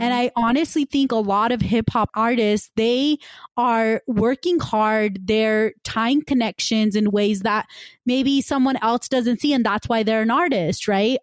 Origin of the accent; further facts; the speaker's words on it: West Valley City, Utah, United States; I grew up in West Valley City, which is kind of the west side of Utah.